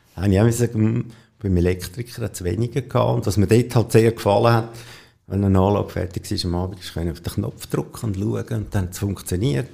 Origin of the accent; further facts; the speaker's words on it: Rüti, Zurich, Switzerland; also born or lived in Bubikon; ich bin in Rüti geboren und am Anfang haben wir noch auf einem Bauernhof gewohnt